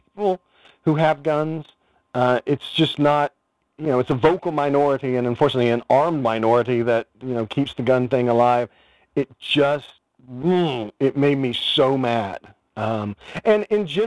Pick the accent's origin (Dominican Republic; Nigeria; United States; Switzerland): United States; as an American